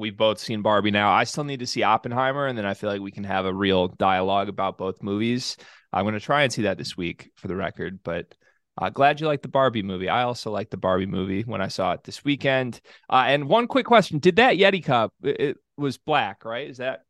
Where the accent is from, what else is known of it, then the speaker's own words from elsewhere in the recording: East Lansing, Michigan, United States; I grew up in East Lansing as a diehard MSU basketball fan, casual MSU football fan, went to Michigan for college, graduated this past spring, tried to root for Michigan basketball.